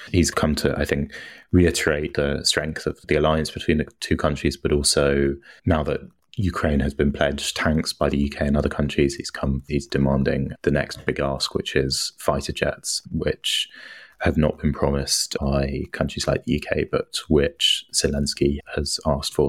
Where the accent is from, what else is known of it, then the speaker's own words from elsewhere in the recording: United Kingdom; moved away; I'm British and I live abroad